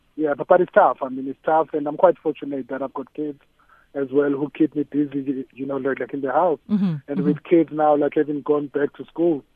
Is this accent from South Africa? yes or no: yes; Soweto, Gauteng, South Africa; Like any other township boy, I mean, like I'm from Soweto, you know, like in Orlando East